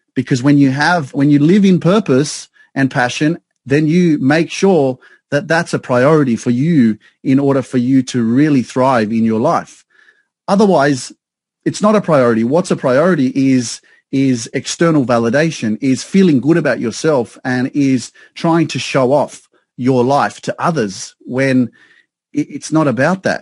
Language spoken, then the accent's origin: English; Sydney, New South Wales, Australia; moved away as an adult; now in Newcastle, Australia; I grew up in Sydney around a lot of multicultural, uh, multiculturalism, multicultural society